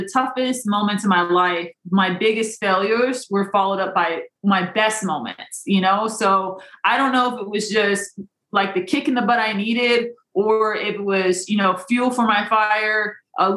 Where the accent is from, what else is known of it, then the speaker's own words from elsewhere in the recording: Des Moines, Iowa, United States; I grew up in Des Moines, Iowa, where there's blizzards and it's very, very frigid